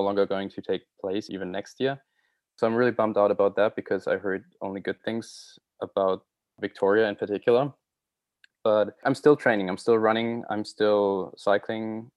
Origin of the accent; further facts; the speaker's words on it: Germany; first language German; English is a second language; moved away as an adult; now in Vancouver, Canada; going back to Germany, obviously, I look forward to seeing my family and friends